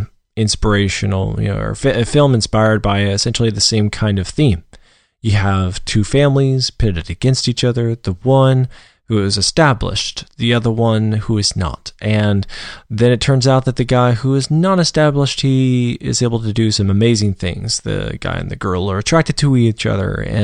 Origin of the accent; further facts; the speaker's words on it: Georgia, United States; I was brought up in Georgia, and so I'm not, going to claim that, biscuits and gravy and grits are the best things on earth